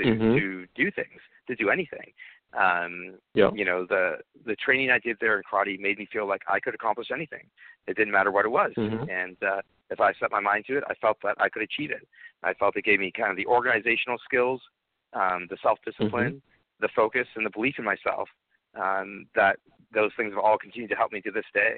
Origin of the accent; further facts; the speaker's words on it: Chelmsford, Massachusetts, United States; I grew up in Chelmsford, Massachusetts